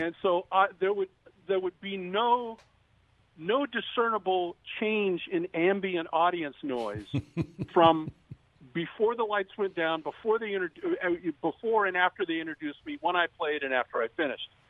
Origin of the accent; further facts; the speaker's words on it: Downey, California, United States; now in Orange County, United States; I was born and raised in Downey, and um, now I live behind the Orange Curtain in Orange County